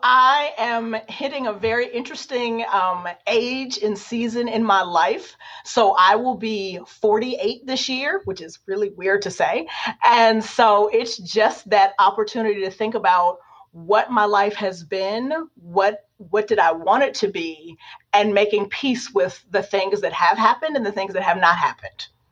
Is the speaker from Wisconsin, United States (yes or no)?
no; Warren, Ohio, United States; moved away; I'm just a kid from Warren, Ohio. We don't become professors at the University of Notre Dame.